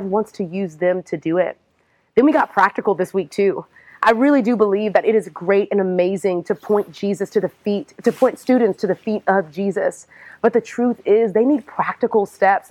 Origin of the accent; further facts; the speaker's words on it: Houston, Texas, United States; now in Atlanta, United States; I am originally from Houston, Texas